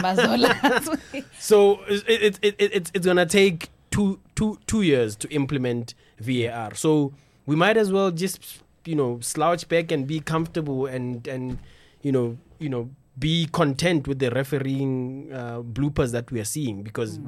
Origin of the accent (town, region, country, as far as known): South Africa